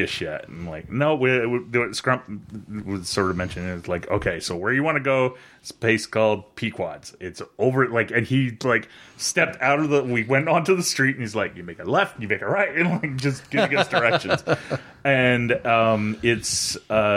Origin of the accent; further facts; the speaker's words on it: Canada; I'm Canadian